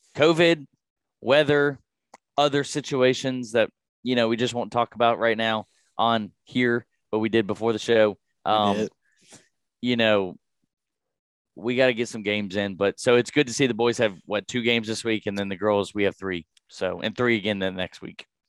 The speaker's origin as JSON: {"language": "English", "town": "Radford", "region": "Virginia", "country": "United States", "tie": "born or raised there", "said": "growing up in Rafford, I've I've grown away, around Rafford sports since I was little"}